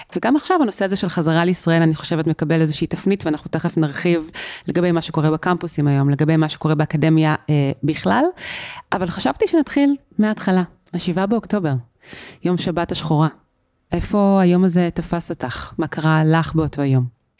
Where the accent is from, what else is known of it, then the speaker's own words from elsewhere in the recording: Israel; אנחנו כישראלים